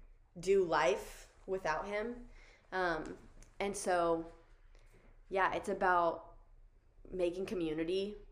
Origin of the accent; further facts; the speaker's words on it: the South, United States; I don't know if it's just because we grew up in the South that it's so much a way of life.